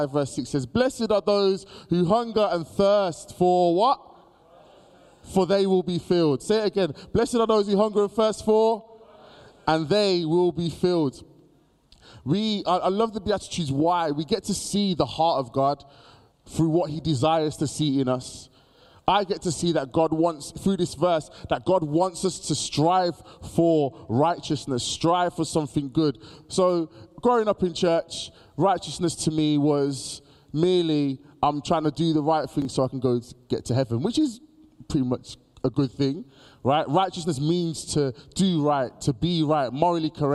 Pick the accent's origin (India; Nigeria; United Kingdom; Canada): United Kingdom; Birmingham, West Midlands; Born and raised in Birmingham